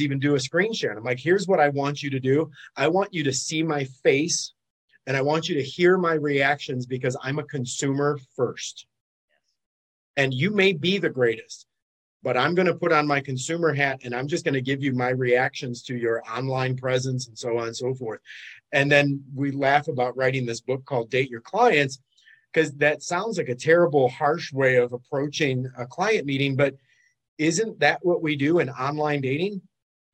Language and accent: English; Detroit, Michigan, United States; now in Fort Lauderdale, United States; I'm originally from Detroit, but I like the beach a lot better. So I had to make that relocation a number of years back